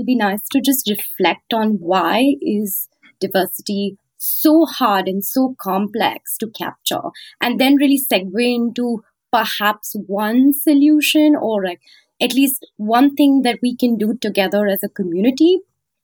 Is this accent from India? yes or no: yes; North India, India; moved away as an adult; now in United States; I come from North India, you know, patriarchal, very, very patriarchal village